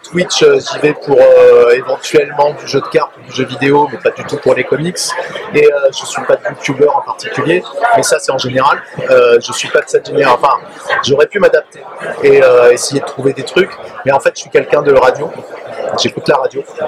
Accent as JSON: {"language": "French", "town": "Paris", "region": "Île-de-France", "country": "France", "said": "sauf quand on est parisien, comme moi."}